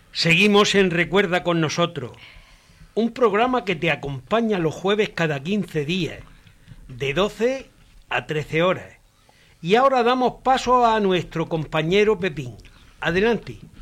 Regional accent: Torre Pacheco, Region of Murcia, Spain; now in Madrid, Spain; Yo he nacido allí, soy hijo de Ramón y Mari, mis padres, eh, bueno, tenían una tienda que se llamaba Moda Raima en la avenida de la estación. Y, bueno, yo me crié también un poquito allí

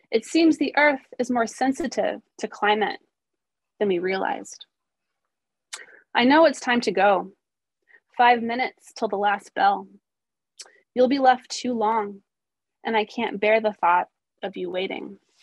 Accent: Missouri, United States; now in Portland, United States; I grew up in Missouri

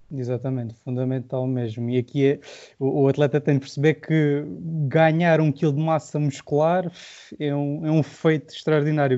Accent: Silves, Algarve, Portugal; sou do Algarve, sou de Silves, vocês vão reparar possivelmente pelo sotaque mais marcado.

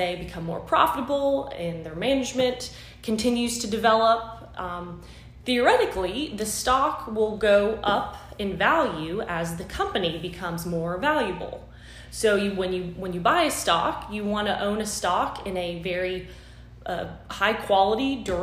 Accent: Florida, United States; moved away as an adult; also born or lived in Pennsylvania / Boston, Massachusetts; now in Thomasville, United States; I'm actually born and raised in Florida

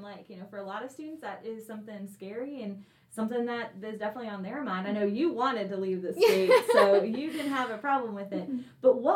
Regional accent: Maryland, United States; moved away as an adult; I'm from Maryland

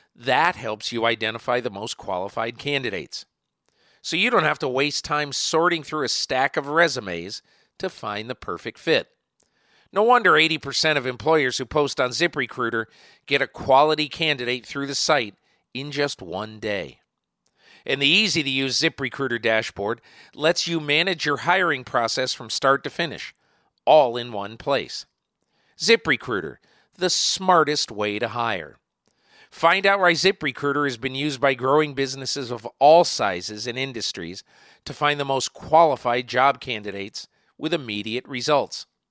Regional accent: Connecticut, United States; I'm from Connecticut

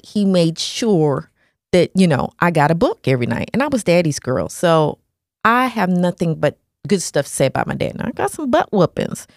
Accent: Nashville, Tennessee, United States; moved away; also born or lived in Hawaii; We grew up in Nashville, Tennessee, a very racist area

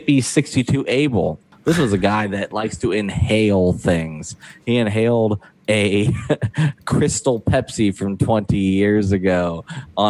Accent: Ohio, United States; I grew up in Ohio

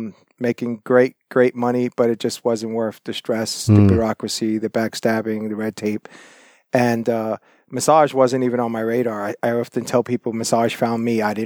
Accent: Brooklyn, New York, United States; moved away as an adult; now in Toronto, Canada; I'm originally from New York City, Brooklyn, New York. Lived in Toronto and suburb areas for quite a long time. I moved to Toronto in 94

